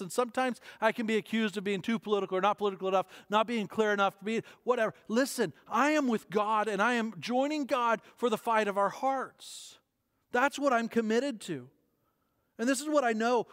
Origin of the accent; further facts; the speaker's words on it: United States; As Western and as American Christians